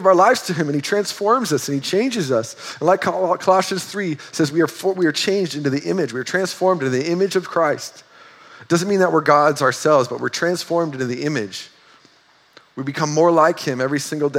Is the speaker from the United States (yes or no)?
yes; North Dakota, United States; moved away; we're from North Dakota